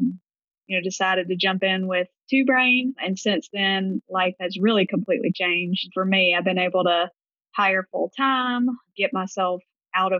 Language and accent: English; Gulfport, Mississippi, United States; If you can't tell by my accent, I'm from the Deep South in Gulfport, Mississippi.